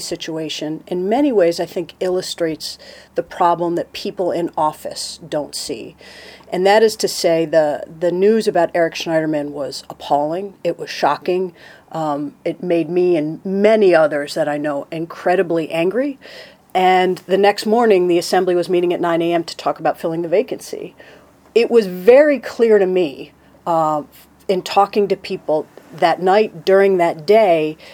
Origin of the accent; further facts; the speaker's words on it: upstate New York, United States; I grew up in upstate New York in a town